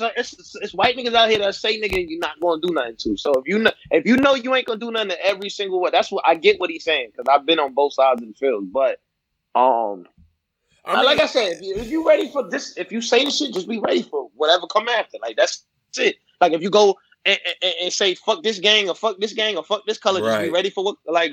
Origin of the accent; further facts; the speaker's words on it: New York City, New York, United States; also born or lived in Panama / North Carolina; I grew up in Bed-Stuy before the shit was like coffee shops.